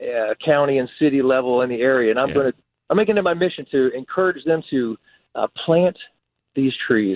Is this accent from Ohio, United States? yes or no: yes; Ohio, United States; moved away; I'm from Ohio